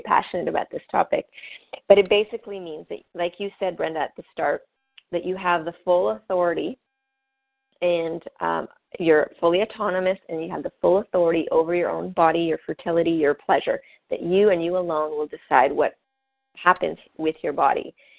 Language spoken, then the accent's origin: English; Canada; I'm French Canadian